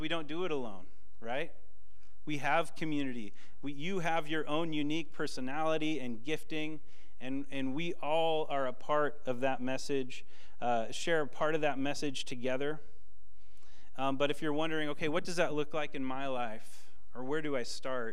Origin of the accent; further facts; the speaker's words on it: Washington, United States; I'm from Washington